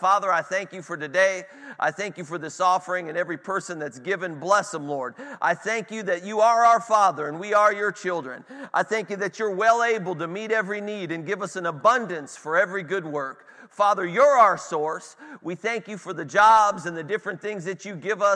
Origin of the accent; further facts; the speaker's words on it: Cleveland, Ohio, United States; I'm from Cleveland